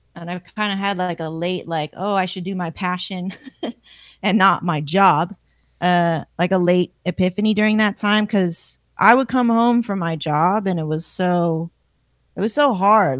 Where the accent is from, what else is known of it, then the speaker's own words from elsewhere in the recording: Palmdale, California, United States; I come from Palmdale